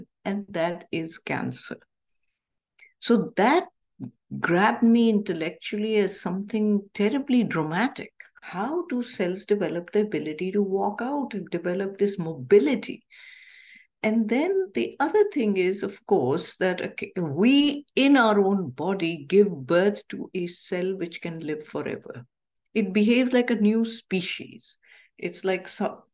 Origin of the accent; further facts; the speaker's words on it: Pakistan; moved away; I grew up in Pakistan